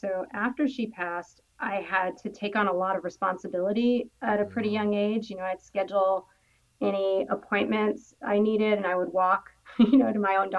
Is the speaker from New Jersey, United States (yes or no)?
no; Los Angeles, California, United States; In L.A.